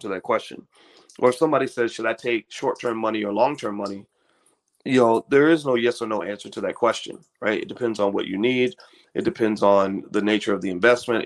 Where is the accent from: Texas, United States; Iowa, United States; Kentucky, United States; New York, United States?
Kentucky, United States; I grew up in Kentucky.